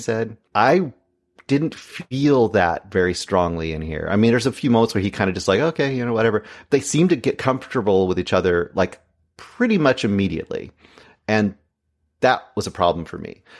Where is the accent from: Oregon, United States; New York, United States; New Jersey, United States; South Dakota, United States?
Oregon, United States; I was born in Oregon.